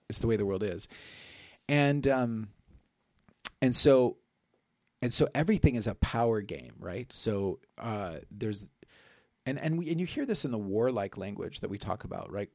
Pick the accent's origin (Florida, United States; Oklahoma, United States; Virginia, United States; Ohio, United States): Oklahoma, United States; my home state, Oklahoma